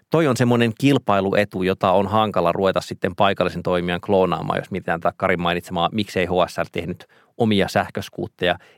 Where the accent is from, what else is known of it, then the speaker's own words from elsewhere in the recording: Joensuu, North Karelia, Finland; now in Helsinki, Finland; kun mä oon käynyt Joensuussa, josta mä oon siis kotoisin ja siellä sitten asun vanhempieni luona, joka ei ole ruutukaava-alueella